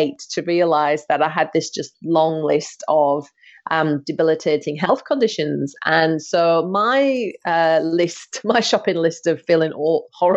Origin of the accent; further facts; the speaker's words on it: United Kingdom; now in Australia; I'm from the UK